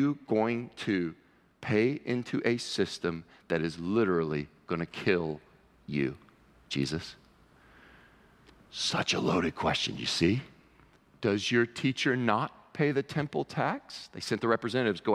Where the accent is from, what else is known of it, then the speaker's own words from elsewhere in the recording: United States; as an American, we live in a democracy